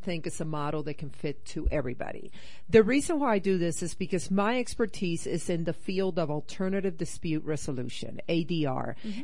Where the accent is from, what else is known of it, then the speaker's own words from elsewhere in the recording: Puerto Rico; also born or lived in Northeast United States / South America; now in Rocky Mountains, United States; I grew up in Puerto Rico